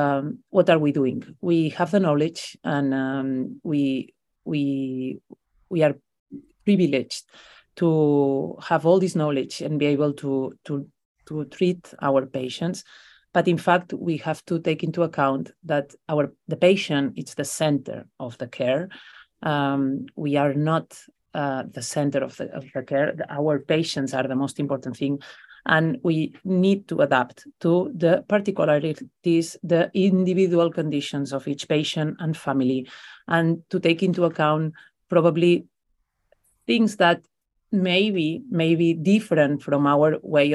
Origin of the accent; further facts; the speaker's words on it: Besalú, Catalonia, Spain; It's my hometown, where I come from. I come from a little village from the mountains called Besalú, which I recommend everybody to visit, because it's a Middle Ages beautiful village, only 2,000 people living there.